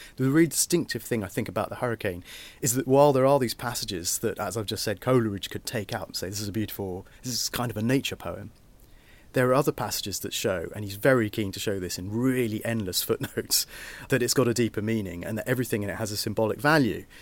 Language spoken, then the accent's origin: English; Portsmouth, South East England, United Kingdom; I'm from Portsmouth